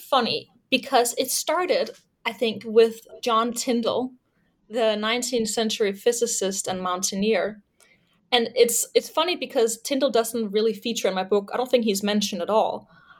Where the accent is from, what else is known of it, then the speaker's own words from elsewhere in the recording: Denmark; English is a second language; I'm originally from Denmark.